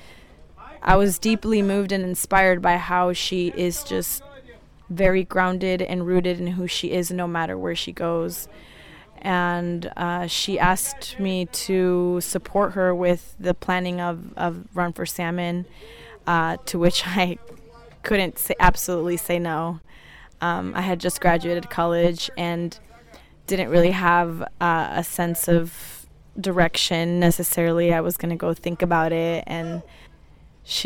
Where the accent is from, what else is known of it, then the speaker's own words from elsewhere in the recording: Talent, Oregon, United States; I am born and raised in the Takelma Valley, also known as Jackson County. I grew up in a small farm worker community in Talent, Oregon.